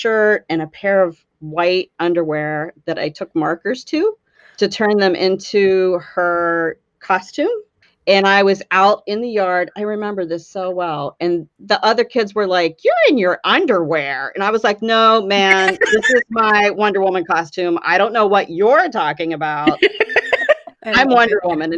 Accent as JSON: {"language": "English", "area": "right outside Pittsburgh", "region": "West Virginia", "country": "United States", "tie": "born or raised there", "also_born_or_lived": "Los Angeles / Cleveland / Amish country, Pennsylvania", "moved": "yes", "lives_now": "Pennsylvania, United States", "said": "I grew up in West Virginia, right outside Pittsburgh, Pennsylvania."}